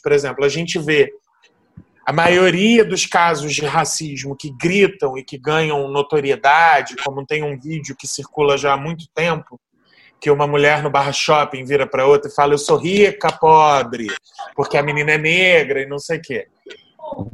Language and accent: Portuguese; Brazil